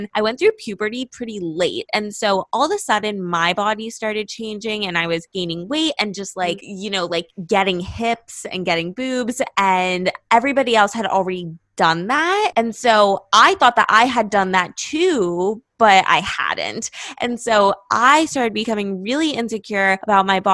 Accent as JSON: {"language": "English", "town": "Los Angeles", "region": "California", "country": "United States", "moved": "as an adult", "lives_now": "Miami, United States", "said": "I'm from Los Angeles"}